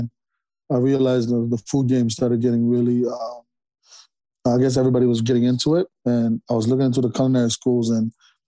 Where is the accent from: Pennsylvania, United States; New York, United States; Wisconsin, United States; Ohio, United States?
New York, United States; New York City; also born or lived in Philippines / Washington Heights; I was born in the Philippines. I came to New York in 1994 and we went straight to the South Bronx.